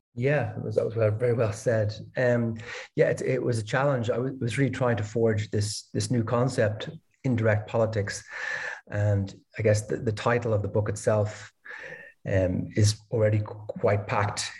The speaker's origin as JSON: {"language": "English", "town": "Dublin", "region": "Leinster", "country": "Ireland", "also_born_or_lived": "Denmark / Berlin, Germany", "moved": "as an adult", "lives_now": "Lisbon, Portugal", "said": "I'm originally from Ireland, Dublin"}